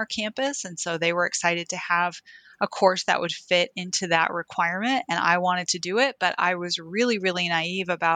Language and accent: English; Oklahoma City, Oklahoma, United States; growing up in Oklahoma City